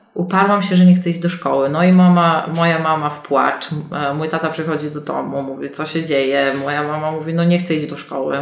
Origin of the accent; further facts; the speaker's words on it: Poland; ja się urodziłam i wychowałam na wsi e, w wielodzietnej rodzinie